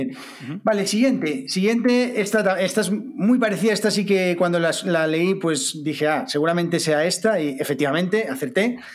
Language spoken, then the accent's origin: Spanish; Spain; aquí en España lo asimilaríamos a algo así como, como ser un rata también, que es, una palabra que utilizamos mucho